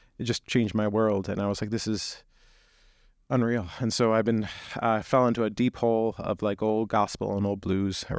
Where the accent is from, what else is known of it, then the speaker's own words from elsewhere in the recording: Syracuse, New York, United States; I grew up outside Syracuse, New York, in kind of a rural community